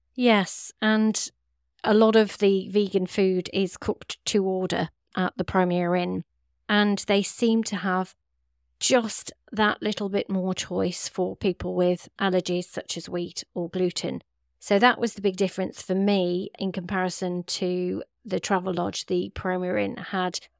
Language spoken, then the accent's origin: English; West Midlands, United Kingdom; we're from the Midlands and from the Curry capital